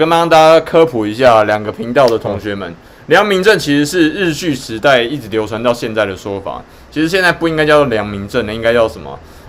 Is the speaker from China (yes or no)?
no; Taiwan; 那台湾呢？你也可以想象，我们台湾人跑到美国去的时候，会是第一像是白人一样的一等公民吗？